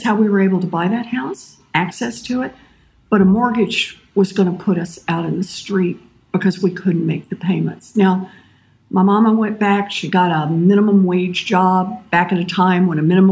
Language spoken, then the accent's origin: English; Oklahoma, United States; I was born and raised out in Oklahoma